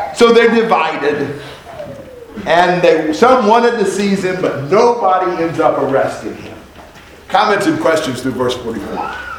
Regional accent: Indianapolis, Indiana, United States; also born or lived in Vincennes, Indiana; I was not born in Indianapolis. I was born in Vincennes. And when I was 10 months old, we moved to Indianapolis

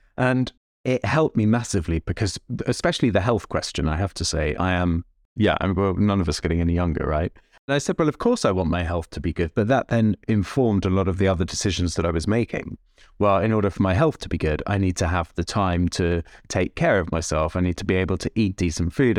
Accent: London, United Kingdom; also born or lived in Bushey Heath / Tokyo; I grew up in Jewish Northwest London

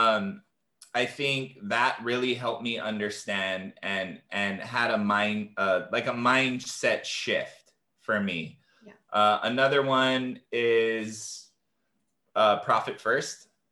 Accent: Hawaii, United States; growing up in Hawaii, and I'm a native Hawaiian um, from this land

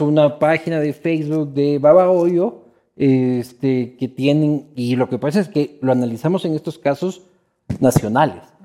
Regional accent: Ecuador; somos los ecuatorianos

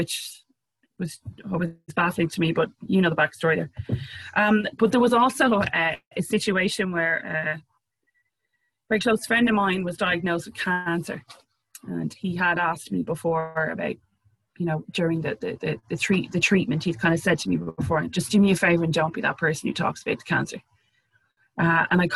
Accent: Ireland; being Irish and having a very dry, sarcastic sense of humor

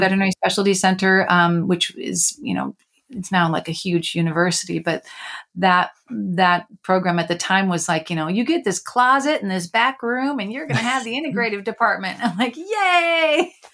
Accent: Chicago, Illinois, United States; I grew up near Chicago

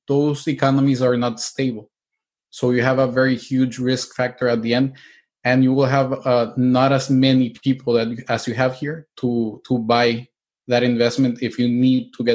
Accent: El Salvador; moved away as an adult; also born or lived in Mexico / Spain / Italy; now in United States; I'm originally from El Salvador. My grandparents were Italians. So once I finished my high school, I got out of El Salvador.

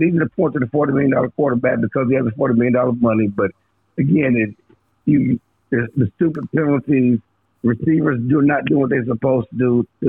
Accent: Missouri, United States; I mean, you got to show me. I'm from Missouri.

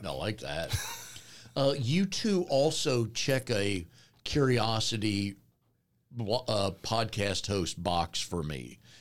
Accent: Raleigh, North Carolina, United States; I grew up here in Raleigh

